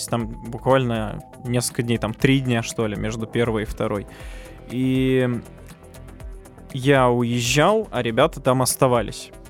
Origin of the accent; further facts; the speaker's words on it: Ryazan, Ryazan Oblast, Russia; мы из Рязани.